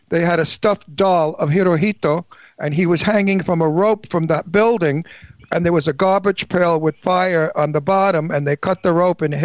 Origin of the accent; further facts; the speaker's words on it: New York City, New York, United States; now in Palm Springs, United States; I came from Brooklyn